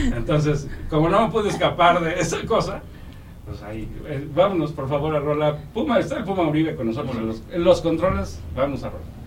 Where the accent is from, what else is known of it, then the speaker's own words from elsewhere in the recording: Mexico; como mexicanos